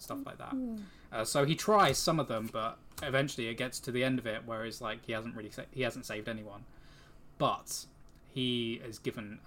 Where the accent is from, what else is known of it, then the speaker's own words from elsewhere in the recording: England, United Kingdom; We are from England. Yep. Folkestone, Kent.